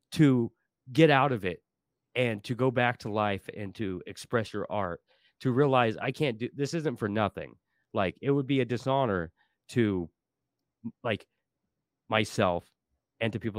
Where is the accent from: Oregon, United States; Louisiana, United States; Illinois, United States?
Oregon, United States; Portland; I grew up in Portland my whole life.